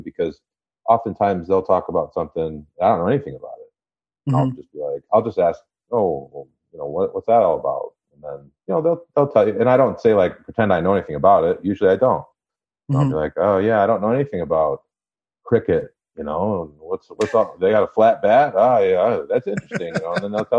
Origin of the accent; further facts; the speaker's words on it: Traverse City, Michigan, United States; moved away; I'm from Traverse City, Michigan. So it's like Northern Michigan.